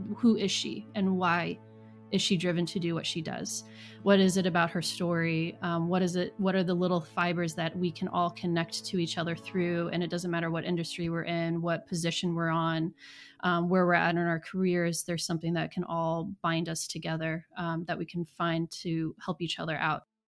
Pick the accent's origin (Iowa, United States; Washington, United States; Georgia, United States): Iowa, United States; Southeast; accent: Midwest; moved away as an adult; also born or lived in South Carolina; now in Knoxville, United States; I am originally from Iowa. I grew up in Southeast Iowa in the Mississippi River. Um, so my entire family is, uh, Midwest family, hence the accent.